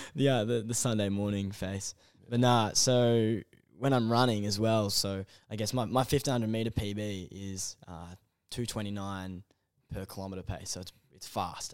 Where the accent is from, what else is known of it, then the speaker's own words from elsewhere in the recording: Melbourne, Victoria, Australia; also born or lived in Canberra; in Melbourne, um, northeastern suburbs, kind of, uh, Eltham way